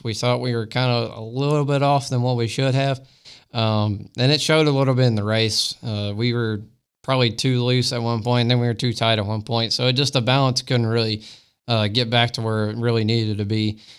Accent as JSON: {"language": "English", "region": "Florida", "country": "United States", "tie": "born or raised there", "said": "I mean, I've been around it since I've been five, and that's how I grew up racing was around Five Flag Speedway."}